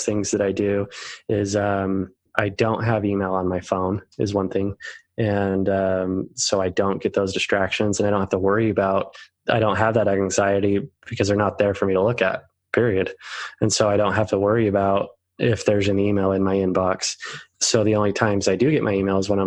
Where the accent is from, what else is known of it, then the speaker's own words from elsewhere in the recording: Utah, United States; I'm the oldest of 7 kids and I'm from Utah.